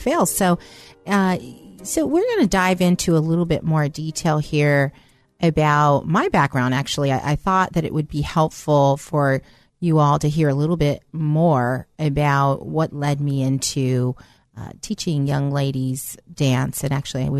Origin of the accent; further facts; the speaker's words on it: Bay Area, California, United States; also born or lived in East Coast; I actually originally was born in the East Coast, but grew up in the Bay Area